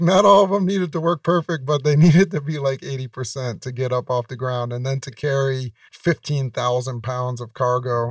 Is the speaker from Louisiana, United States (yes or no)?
no; New York, United States; I grew up in New York